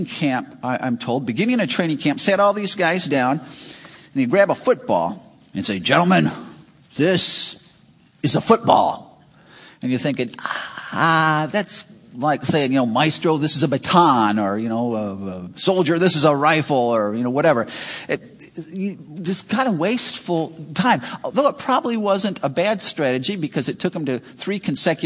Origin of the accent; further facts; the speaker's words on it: Chicago, Illinois, United States; moved away as an adult; now in Wisconsin, United States; I grew up in Chicago, and I'd just been in Wisconsin a short time